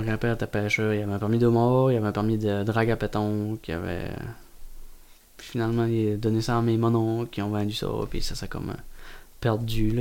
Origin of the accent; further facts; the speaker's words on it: Carleton-sur-Mer, Quebec, Canada; je viens de Carleton, je veux toujours rester à Carleton. C'est ancré en dedans de moi.